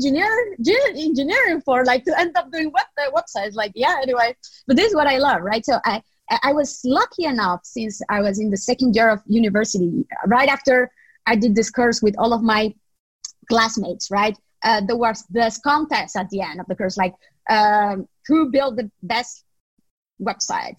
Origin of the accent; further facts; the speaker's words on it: Nicaragua; moved away as an adult; also born or lived in Spain; I grew up, studied, and went to university in Nicaragua, in my home country.